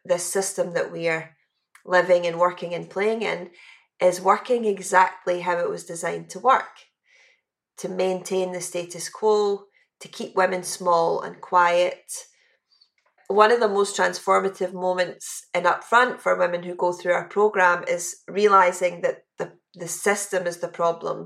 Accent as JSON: {"language": "English", "region": "West Coast of Scotland", "country": "United Kingdom", "tie": "born or raised there", "said": "growing up in the West Coast of Scotland"}